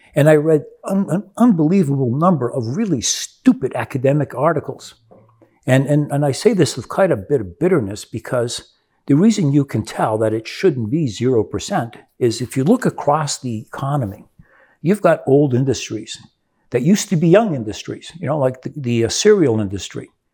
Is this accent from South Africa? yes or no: no; Brazil; moved away; I grew up in Brazil